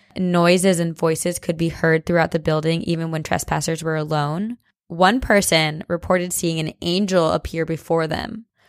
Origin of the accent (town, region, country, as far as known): New Jersey, United States; moved away